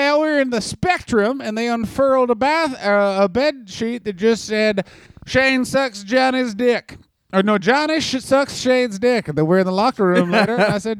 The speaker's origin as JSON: {"language": "English", "town": "New Brighton", "region": "Pennsylvania", "country": "United States", "said": "I was from New Brighton, Pennsylvania, which is about 5 towns up from Pittsburgh, but they always billed me as from Pittsburgh because New Brighton was not nearly as popular."}